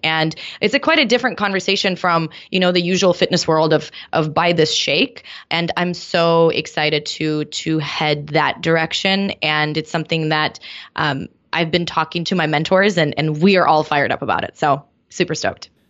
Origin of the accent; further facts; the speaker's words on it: Moscow, Russia; now in San Diego, United States; I grew up in Moscow